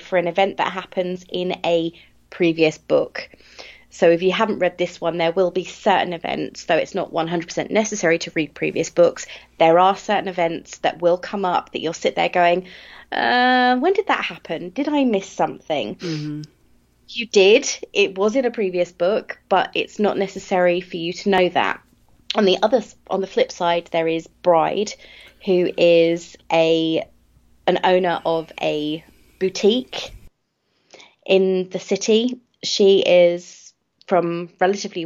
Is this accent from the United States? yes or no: no; United Kingdom; I am British, so we pronounce everything differently